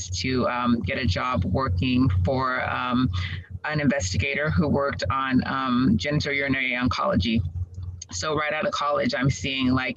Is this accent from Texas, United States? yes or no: yes; Dallas, Texas, United States; also born or lived in Waco, Texas / Houston, Texas / Nigeria (ancestry); I'm originally from Dallas area. And so, you know, I am Nigerian by culture